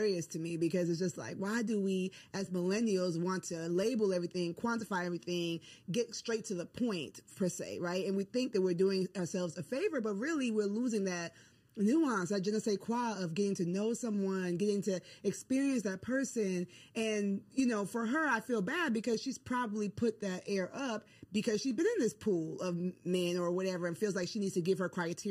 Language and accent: English; Ghana; I'm from Ghana, West Africa